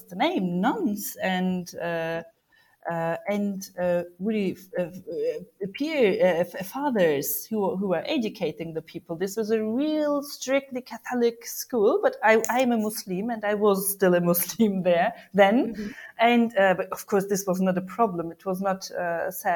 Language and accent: English; Germany; first language German and Turkish; English is a second language; moved away as an adult; now in Turkey; Yes, I've been born in Germany, and I'm a native German and native Turkish woman. I've been born in Germany. I go to school there and I studied there as well. And after my study, I moved to Turkey